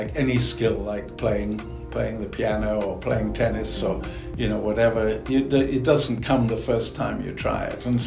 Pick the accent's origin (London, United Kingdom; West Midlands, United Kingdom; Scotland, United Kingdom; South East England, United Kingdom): London, United Kingdom; moved away as an adult; also born or lived in Birmingham / Columbus, Ohio; I'm originally from England, from London